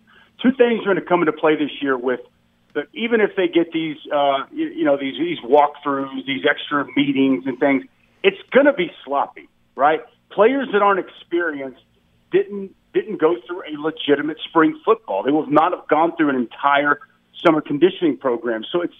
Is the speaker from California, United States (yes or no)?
no; Dallas, Texas, United States; I'm from Dallas